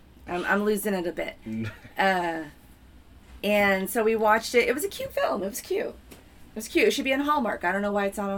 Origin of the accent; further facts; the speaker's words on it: Texas, United States; moved away as an adult; now in New York, United States; I am from Texas.